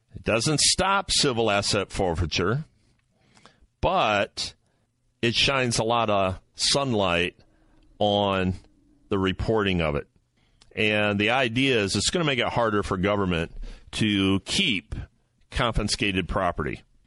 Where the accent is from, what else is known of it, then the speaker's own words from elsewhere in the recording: Ohio, United States; Ohio, my home state